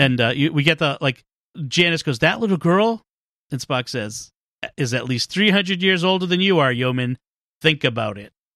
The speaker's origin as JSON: {"language": "English", "town": "Boston", "region": "Massachusetts", "country": "United States", "said": "I'm from Boston"}